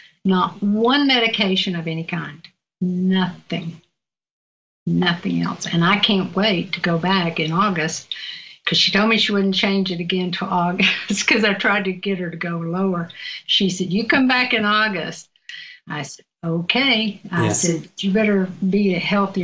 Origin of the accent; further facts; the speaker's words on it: Virginia, United States; accent: southern; moved away; my southern accent, I'm not from out here. I'm from Virginia